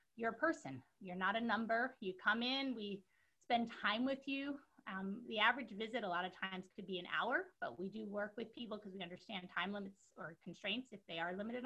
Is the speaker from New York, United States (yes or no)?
yes; New York City, New York, United States; I'm originally from New York City. I'm a Brooklyn girl from Canarsie.